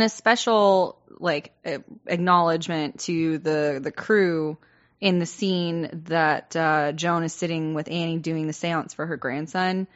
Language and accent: English; the South, United States; I'm growing up in the South